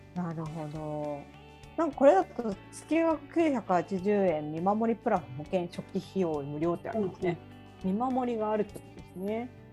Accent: Tokyo, Japan; moved away; もともと私こう実家とかも都内で生まれてこの方一軒家に1回も住んだことがない

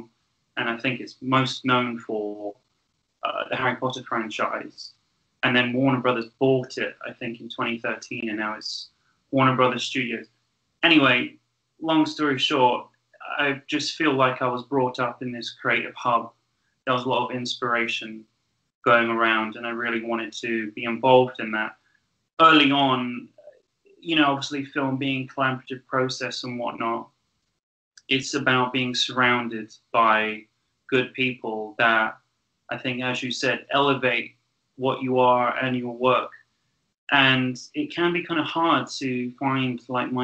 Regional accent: Great Missenden, South East England, United Kingdom; I was born in Buckinghamshire. I was born near a village called Great Missenden

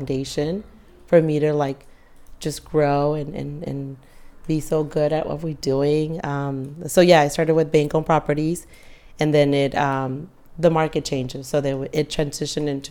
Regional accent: San Diego, California, United States; I grew up in San Diego

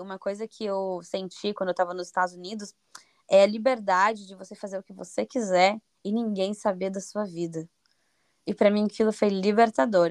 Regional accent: Curitiba, Paraná, Brazil; moved away as an adult; also born or lived in United States / Belgium; now in Lisbon, Portugal; eu sou de Curitiba, Paraná, no Brasil. Eu vivo em Lisboa, Portugal.

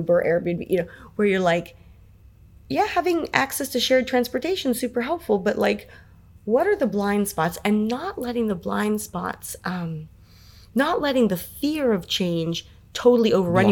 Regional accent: San Francisco, California, United States; I was born and raised in San Francisco

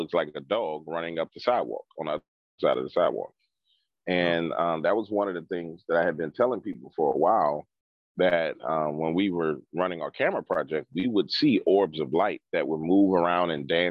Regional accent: New Orleans, Louisiana, United States; I grew up in New Orleans

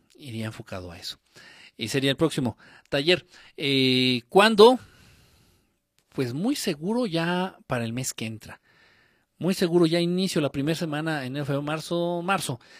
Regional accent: Guerrero, Mexico; Yo no soy chilango, ¿eh? yo soy de guerrero

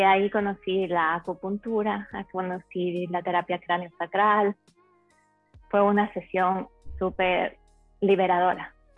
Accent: Ecuador; moved away as an adult; also born or lived in Spain / Telde, Gran Canaria, Spain; now in Miami, United States; originalmente soy de Ecuador, nací en Ecuador, a los 19 años me mudé a España.

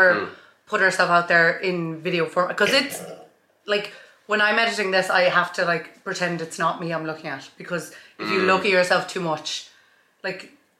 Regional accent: County Kerry, Ireland; I was in Dublin recently. They were like, you don't sound like you're from Kerry.

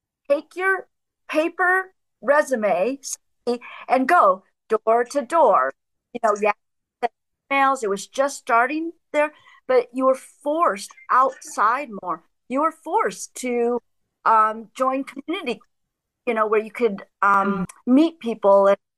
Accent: middle America, Midwest, United States; moved away as an adult; also born or lived in Chicago; now in Germany; I grew up in middle America in the 70s and 80s in farmland

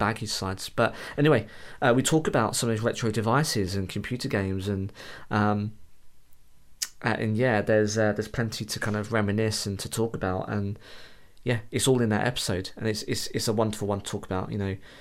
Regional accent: United Kingdom

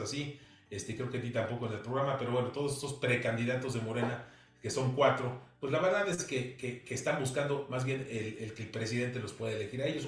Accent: Mexico; como mexicanos

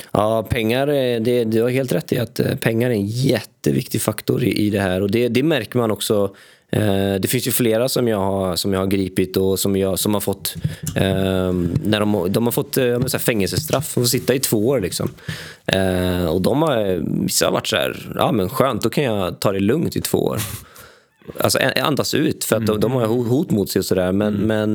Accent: Sweden; jag växte upp i Sverige

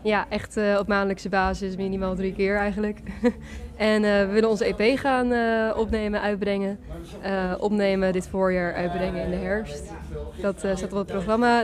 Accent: Groningen, Netherlands; now in Leeuwarden, Netherlands; We komen uit Groningen, maar we wonen allebei nu eh, nou ja, een tijdje in Leeuwarden

